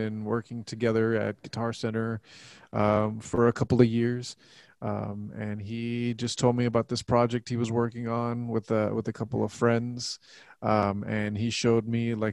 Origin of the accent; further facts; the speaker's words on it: Laredo, Texas, United States; now in San Antonio, United States; I'm from Laredo, which is only like 2.5 hours south from here